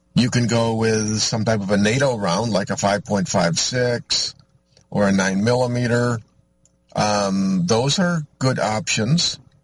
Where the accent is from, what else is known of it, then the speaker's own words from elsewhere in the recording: Michigan, United States; I'm from Michigan